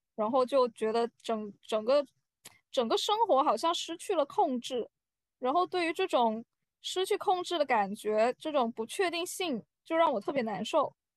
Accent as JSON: {"language": "Chinese", "country": "China", "moved": "yes", "said": "我觉得我们中国人可能有时候就是非常执着的"}